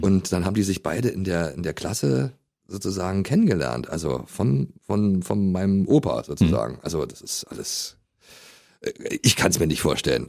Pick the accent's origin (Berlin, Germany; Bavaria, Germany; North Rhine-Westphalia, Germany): Berlin, Germany